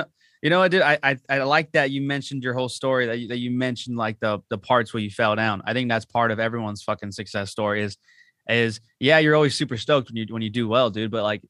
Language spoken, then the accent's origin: English; La Habra, California, United States; I'm from La Habra, like, bitch.